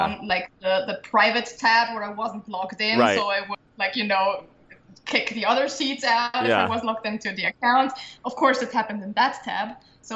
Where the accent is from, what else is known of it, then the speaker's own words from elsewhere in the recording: Sankt Pölten, Lower Austria, Austria; my hometown show